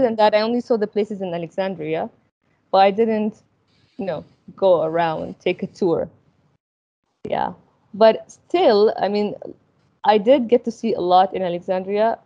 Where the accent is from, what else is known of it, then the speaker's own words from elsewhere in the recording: Al Ain, Abu Dhabi, United Arab Emirates; moved away as an adult; also born or lived in Sudan / Egypt; I grew up in the in UAE